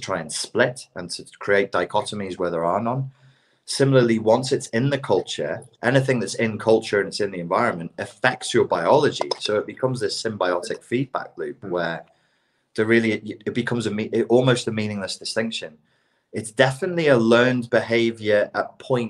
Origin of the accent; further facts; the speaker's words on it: England, United Kingdom; accent: English; moved away; my English accent